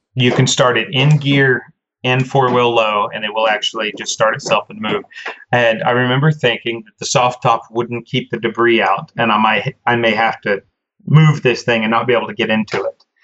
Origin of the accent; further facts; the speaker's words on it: Oklahoma, United States; being an Oklahoma born and raised Oklahoman